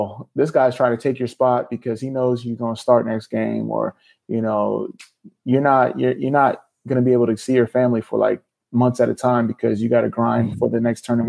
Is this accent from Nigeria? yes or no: yes; Nigeria; But home cooking, you mentioned being from Ghana, I'm Nigerian.